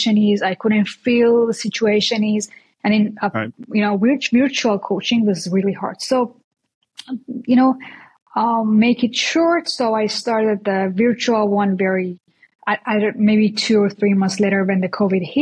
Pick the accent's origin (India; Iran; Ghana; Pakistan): Iran; moved away as an adult; now in United States; I came from Iran. I'm Persian actually. So I just came to US like 7 months ago, but I used to live there